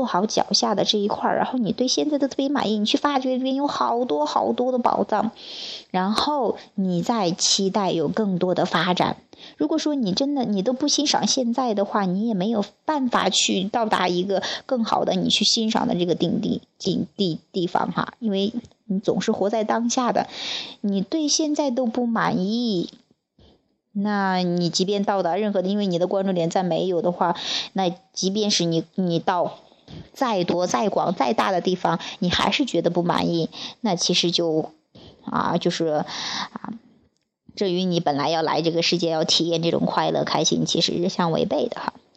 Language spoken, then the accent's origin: Chinese; Wuyang, Henan, China; moved away as an adult; 我的家乡武阳